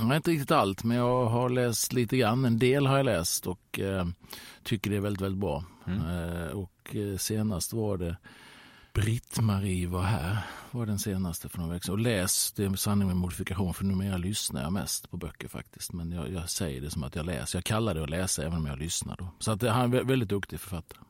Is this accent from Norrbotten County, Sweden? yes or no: no; Halmstad, Halland County, Sweden; moved away as an adult; i Söndrum hemma i Halmstad där jag växte upp